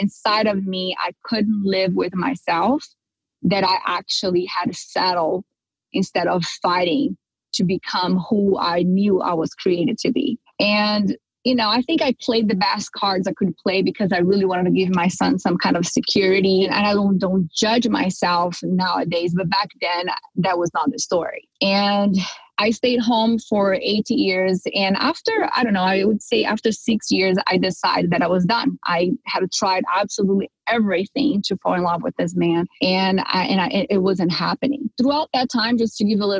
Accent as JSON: {"language": "English", "country": "Brazil", "tie": "born or raised there", "moved": "as an adult", "lives_now": "California, United States", "said": "I come from Brazil, and culturally speaking, we are raised, right, to get married, you know, have kids and take care of the house and be a good housewife. So I grew up like, you know, any normal Brazilian girl"}